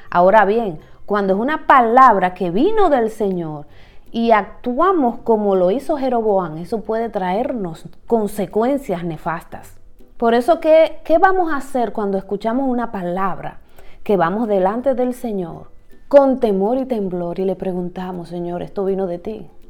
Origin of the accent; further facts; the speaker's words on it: Dominican Republic; puede tener cierto tigueraje, como decimos en mi país, cierta astucia en la forma como maneja la información.